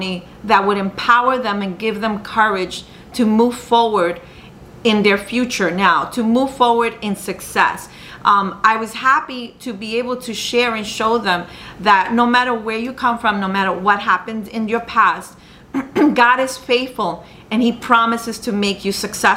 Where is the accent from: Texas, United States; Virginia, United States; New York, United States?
New York, United States; I'm from the United States, I was born in New York, that my mother is Colombian, my dad's Peruvian